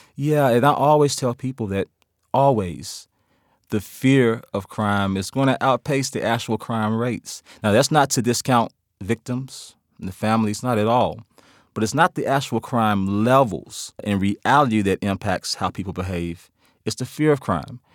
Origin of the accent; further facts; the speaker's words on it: Memphis, Tennessee, United States; I'm from Memphis, Tennessee